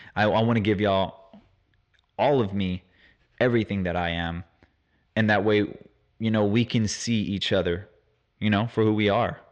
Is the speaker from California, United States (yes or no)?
no; Houston, Texas, United States; I'm from Houston, Texas, born and raised.